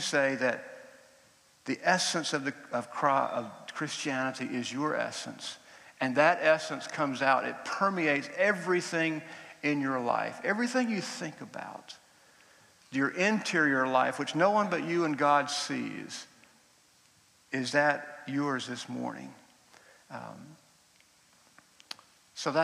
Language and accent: English; Georgia, United States; moved away; I grew up in Georgia in the United States